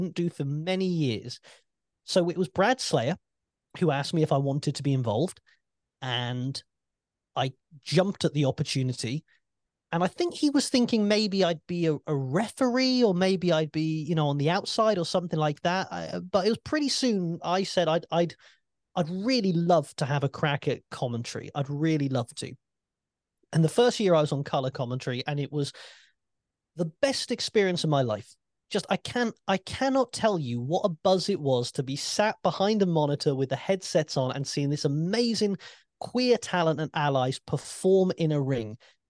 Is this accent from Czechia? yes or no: no; United Kingdom; As a Brit, I have no shame with that.